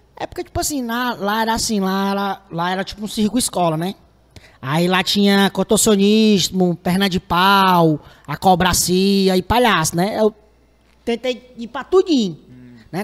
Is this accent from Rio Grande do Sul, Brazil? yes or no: no; Fortaleza, Ceará, Brazil; eu sou do Pirambu